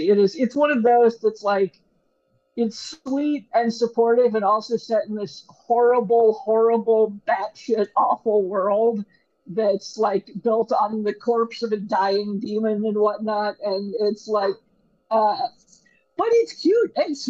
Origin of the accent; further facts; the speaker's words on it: Pacific Northwest, United States; I'm from the Pacific Northwest in the 90s.